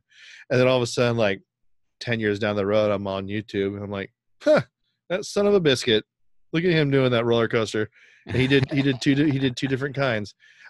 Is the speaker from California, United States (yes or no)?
yes; Sacramento, California, United States; We're from Sacramento, too.